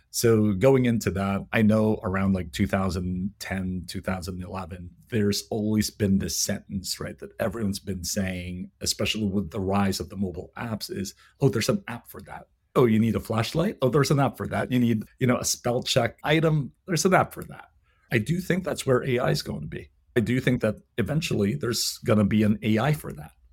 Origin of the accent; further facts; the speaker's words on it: Philippines; I'm Filipino, so the language that I speak is Tagalog.